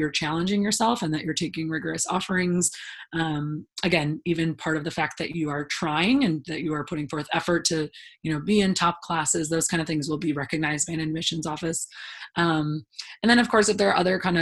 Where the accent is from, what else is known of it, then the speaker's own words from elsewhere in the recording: Illinois, United States; I grew up in the Midwest, so, you know, in Illinois, everyone took the ACT basically